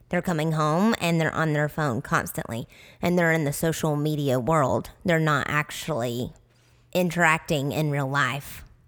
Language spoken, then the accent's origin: English; Tennessee, United States; accent: southern; now in Arizona, United States; we're from Tennessee